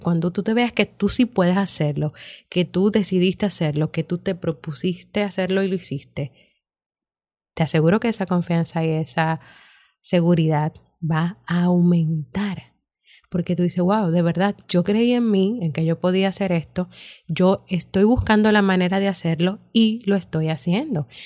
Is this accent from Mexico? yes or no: no; Dominican Republic; mi país, República Dominicana